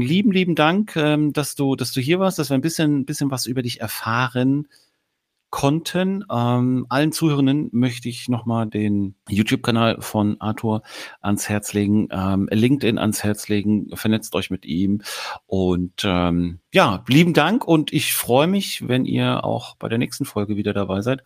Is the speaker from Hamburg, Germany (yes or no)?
yes; Hamburg, Germany; als Hamburger